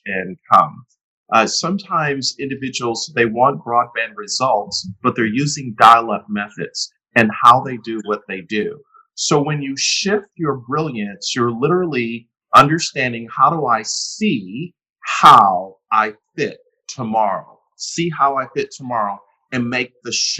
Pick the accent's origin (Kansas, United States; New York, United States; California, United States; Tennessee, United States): New York, United States; Buffalo; also born or lived in Atlanta, Georgia; now in Windermere, United States; So, I grew up in Buffalo, New York.